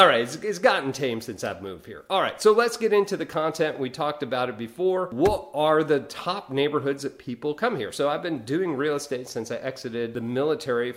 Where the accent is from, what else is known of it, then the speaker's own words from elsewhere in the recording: New York, United States; moved away as an adult; now in Fort Walton Beach, United States; I'm originally from New York